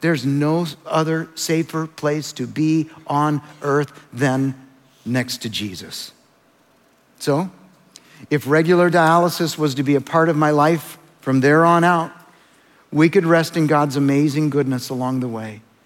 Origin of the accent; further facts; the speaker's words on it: El Salvador; moved away; I was born in El Salvador